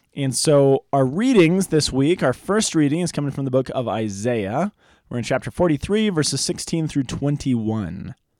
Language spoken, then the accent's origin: English; Boulder, Colorado, United States; When I was in high school, I grew up here in Boulder